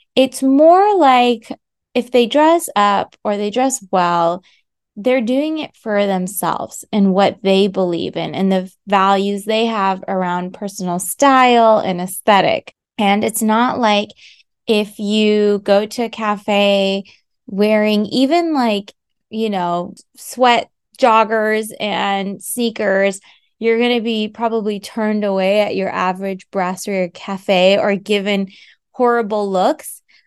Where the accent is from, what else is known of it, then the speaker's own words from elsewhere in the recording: United States; moved away; also born or lived in France; I am an American, so I can offer that perspective as someone who's lived in both countries